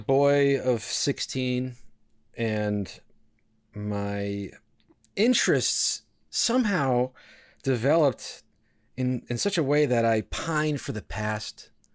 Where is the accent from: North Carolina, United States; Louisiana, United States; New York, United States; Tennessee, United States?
New York, United States; New York City; I was born in New York City, so I am a New Yorker, true and true.